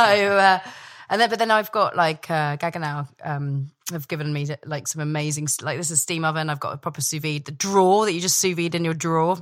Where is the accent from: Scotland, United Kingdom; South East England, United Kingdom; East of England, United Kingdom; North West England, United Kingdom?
Scotland, United Kingdom; Dumfries; also born or lived in London; when I was born in London, three weeks old, scooped up to Scotland, which my, my family are all from, and, uh, my, we had a big house in, uh, Dumfries.